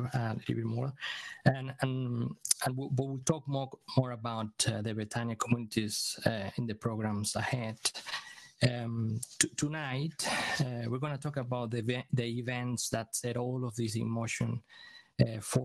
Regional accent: Venezuela; now in Aberdeen, United Kingdom; We are originally from Venezuela. We live in Aberdeen

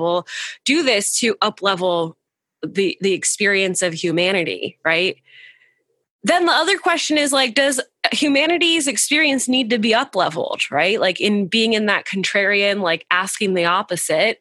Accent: United States; I grew up in America

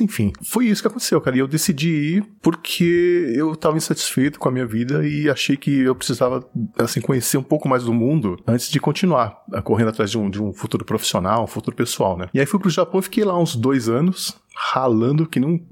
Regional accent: São Paulo, Brazil; also born or lived in Japan; Eu sou de São Paulo. Capital

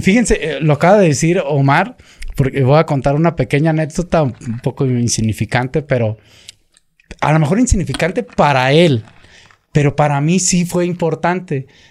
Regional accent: Michoacán, Mexico; yo soy michoacano

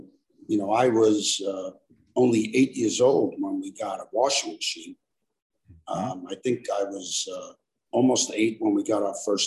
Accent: New York City, New York, United States; I was born and raised in Brooklyn, New York.

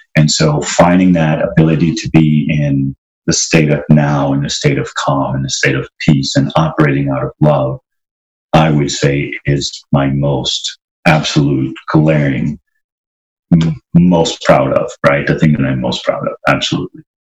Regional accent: Trinidad & Tobago; grew up in Trinidad

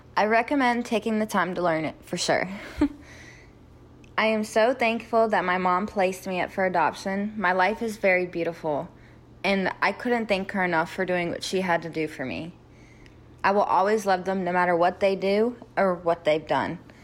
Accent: Sanford, North Carolina, United States; also born or lived in Moscow, Russia; I grew up in Sanford, North Carolina, which is kinda close to the biggest military base in America

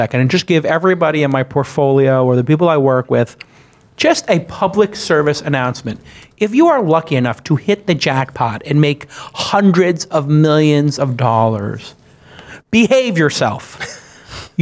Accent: New York City, New York, United States; I'm from Brooklyn

